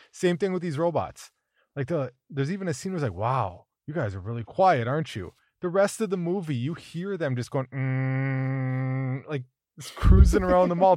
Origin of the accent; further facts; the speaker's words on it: Minnesota, United States; growing up in Minnesota